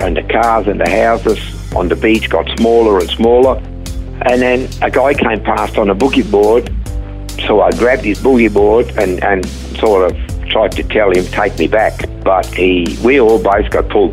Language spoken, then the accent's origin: English; Switzerland; English is a second language; moved away as an adult; now in Australia; I was born in Switzerland many, many years ago.